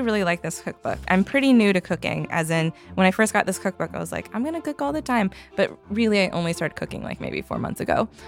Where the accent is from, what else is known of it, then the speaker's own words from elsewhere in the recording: Canada; moved away; I am from Canada originally and I have a lot of family there